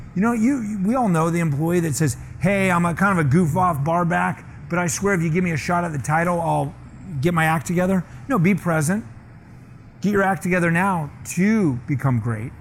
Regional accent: Scottsdale, Arizona, United States; moved away; Scottsdale, where I grew up

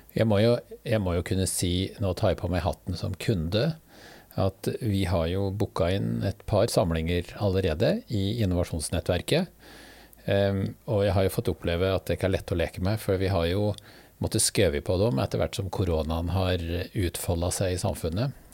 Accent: Hedmark, Norway; Jeg er hedmarking sjøl

